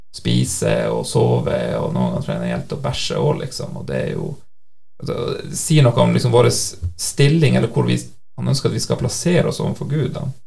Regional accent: Senja, Troms, Norway; now in Nærbø, Norway; jeg kommer fra Senja i Nord-Norge, så eh, bor jeg altså her på Nærbø

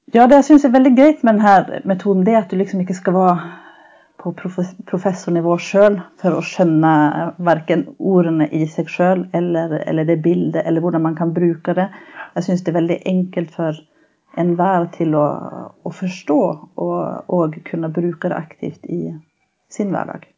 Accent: Sweden; accent: norsk-svensk; moved away as an adult; now in Norway; Jeg er opprinnelig fra Sverige

